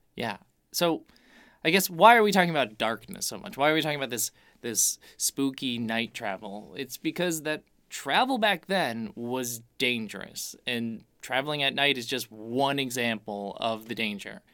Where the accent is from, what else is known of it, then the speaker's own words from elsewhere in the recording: Chicago, Illinois, United States; we're from Chicago